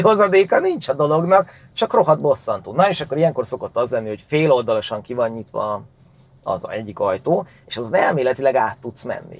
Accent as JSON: {"language": "Hungarian", "region": "Great Hungarian Plain", "country": "Hungary", "tie": "born or raised there", "said": "Alföldi gyerek vagyok"}